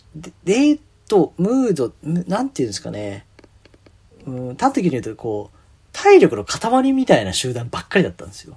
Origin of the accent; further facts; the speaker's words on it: Tokyo, Japan; 東京生まれ東京育ち